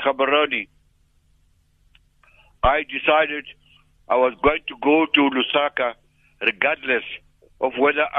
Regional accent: South Africa; I was a journalist from South Africa

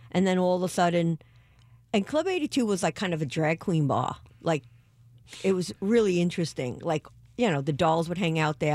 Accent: New York, United States; I'm from New York

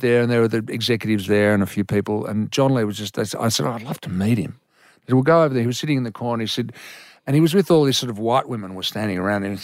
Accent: Victoria, Australia; I grew up in Victoria

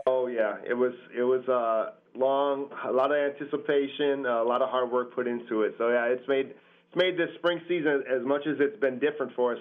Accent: Cedarburg, Wisconsin, United States; also born or lived in Milwaukee, Wisconsin; I'm born in Milwaukee, um, and we moved up to Cedarburg when I when I was a, a, little kid, um, about seven years old

